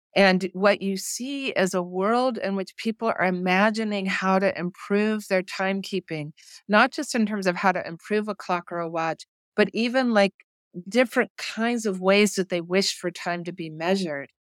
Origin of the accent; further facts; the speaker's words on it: New Mexico, United States; also born or lived in Boston; now in Dallas, United States; I grew up in New Mexico